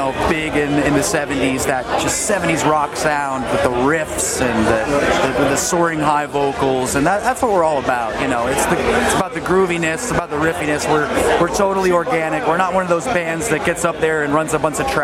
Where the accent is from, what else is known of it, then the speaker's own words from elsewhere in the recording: Central Pennsylvania, United States; we're from Central PA